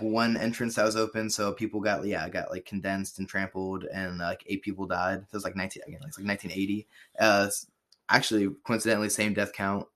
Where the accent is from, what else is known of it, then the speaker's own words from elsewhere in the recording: Cincinnati, Ohio, United States; we're from Cincinnati